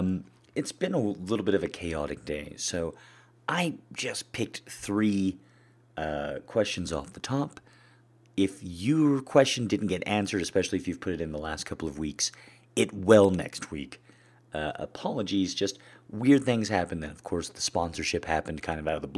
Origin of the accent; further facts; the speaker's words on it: American Southwest, United States; I grew up in the American Southwest. That's where I'm at now.